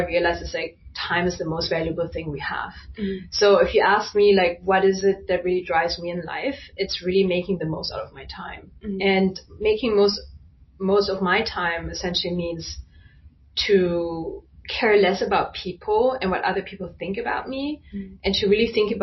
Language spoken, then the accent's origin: English; Germany; being Chinese, but growing up in Germany